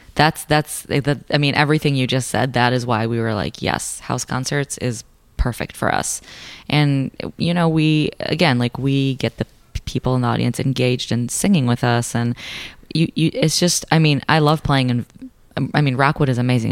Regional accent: Israel; moved away as an adult; I was born and raised in Israel. I came here for college.

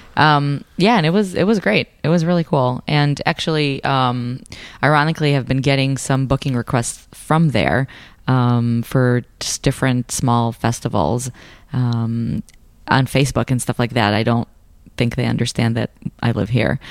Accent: Israel; moved away as an adult; I was born and raised in Israel. I came here for college.

